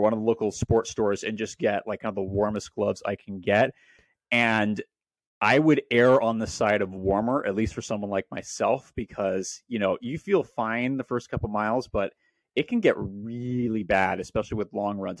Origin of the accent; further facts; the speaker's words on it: Portland, Oregon, United States; moved away; also born or lived in Welches, Oregon; I grew up in Portland, Oregon